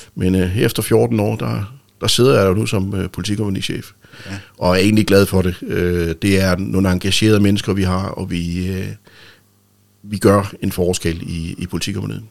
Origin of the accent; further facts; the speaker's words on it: Rønne, Capital Region of Denmark, Denmark; jeg er født i Rønne den 11. Øh, marts 1965 ja. ved en hjemmefødsel faktisk